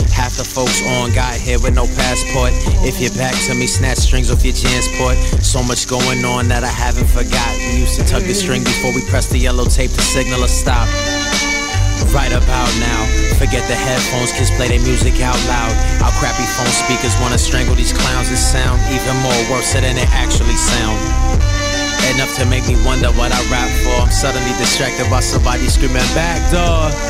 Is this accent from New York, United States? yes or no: yes; Elmhurst, New York, United States; now in Brooklyn, United States; I come from Elmhurst, Queens. But I lived in Corona, Queens, Sunnyside, Queens, Jamaica, Queens. All over Queens.